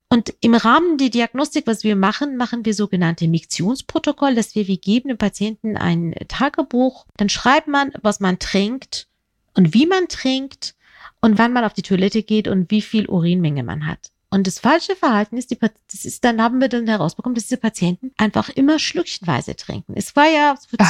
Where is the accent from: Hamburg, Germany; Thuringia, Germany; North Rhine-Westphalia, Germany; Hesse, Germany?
Hamburg, Germany; ich komme ja aus Hamburg